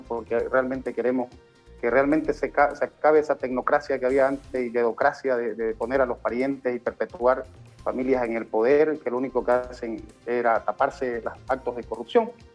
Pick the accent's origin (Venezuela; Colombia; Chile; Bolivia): Bolivia; Beni; Nosotros hemos traído a nuestro departamento